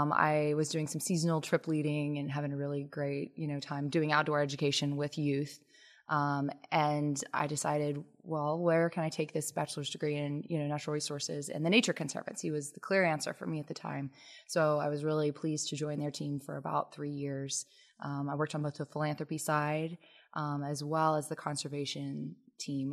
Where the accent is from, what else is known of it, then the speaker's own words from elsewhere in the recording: Lexington, Kentucky, United States; moved away as an adult; also born or lived in Washington, D.C. area / Ann Arbor, Michigan; I'm a Kentuckian. I grew up in Lexington